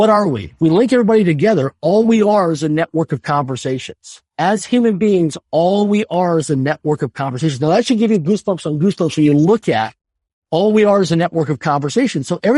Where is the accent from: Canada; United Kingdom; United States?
Canada; Swift Current, Saskatchewan; I grew up in Sub-Current, Saskatchewan, a city of less than 20,000 people in population. It wasn't a big city. It wasn't a major city.